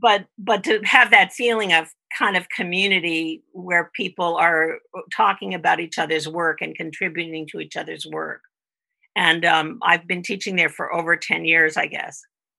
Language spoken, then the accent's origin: English; East Coast, United States; On the East Coast, up and down the Eastern Seaboard.